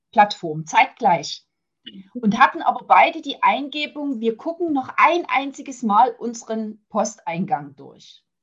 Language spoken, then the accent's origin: German; Saxony, Germany; accent: Saxon; ich kann das Sächsische aus meinem Dialekt, wie du so schön sagst, ja nicht heraushalten. Ne? Ähm, ja, komme aus der Nähe von Dresden, verheiratet, habe eine Tochter, zwei Enkel.